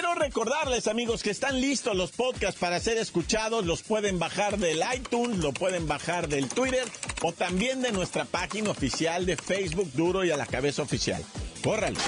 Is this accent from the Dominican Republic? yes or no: no; Mexico; en México somos 80 millones de usuarios de WhatsApp